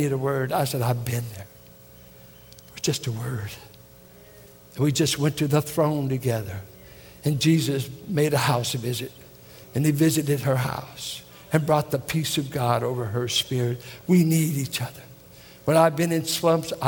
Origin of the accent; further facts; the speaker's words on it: Richmond, California, United States; Richmond, California